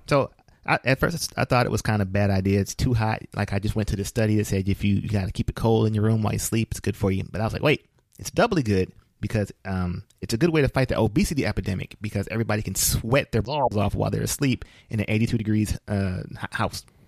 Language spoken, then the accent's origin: English; United States